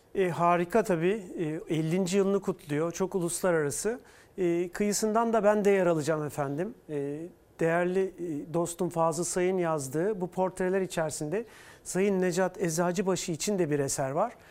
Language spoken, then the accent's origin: Turkish; Istanbul, Turkey; also born or lived in Mannheim, Germany / Brussels, Belgium; Ben İstanbul'duyum. Annem e, İzmirli, babam Eskişehirli. Ben İstanbul doğumluyum